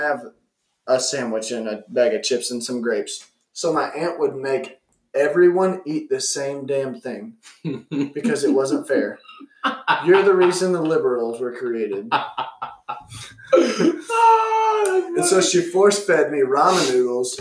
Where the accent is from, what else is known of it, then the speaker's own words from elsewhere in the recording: the South, United States; I'm from the South